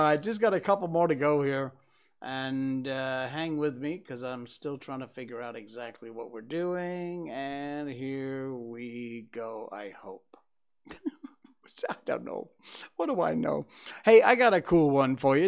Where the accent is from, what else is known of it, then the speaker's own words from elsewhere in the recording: Cornwall, Connecticut, United States; growing up in Cornwall, Connecticut